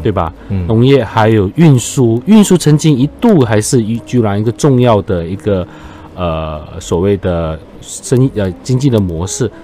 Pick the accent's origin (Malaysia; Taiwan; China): Malaysia; Johor; 我们作为酒后人，常，常觉得我们就会地缘辽阔，嗯。交通不便利